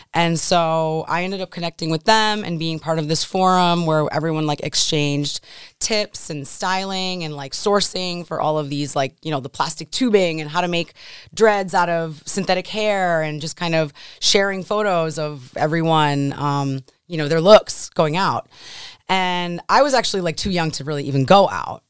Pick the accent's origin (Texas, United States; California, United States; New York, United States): New York, United States; Buffalo; also born or lived in São Paulo, Brazil; I grew up in Buffalo